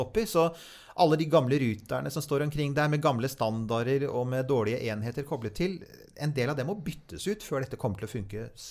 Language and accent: Norwegian; Norway; vi som nordmenn